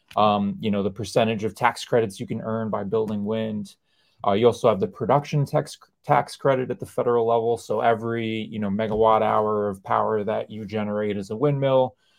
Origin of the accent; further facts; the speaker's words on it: New York, United States; I grew up in New York